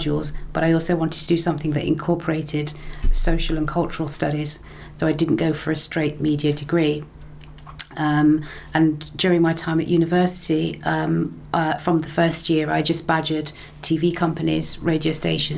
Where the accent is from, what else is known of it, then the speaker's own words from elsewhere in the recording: England, United Kingdom; now in Stirling, United Kingdom; I'm from England, and what I noticed from a young age, my parents sharing their experiences with me and why they came here